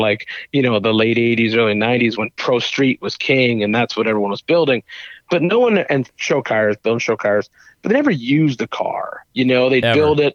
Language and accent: English; Canada; now in Tennessee, United States; I'm from Canada